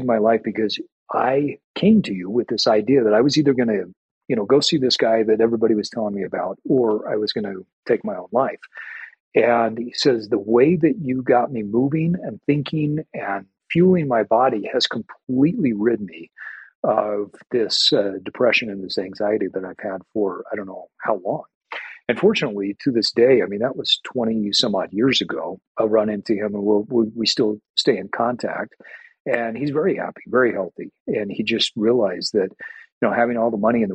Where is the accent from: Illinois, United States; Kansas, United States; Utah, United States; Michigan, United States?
Utah, United States; I grew up in Utah, and our home that I grew up in was about two or three blocks away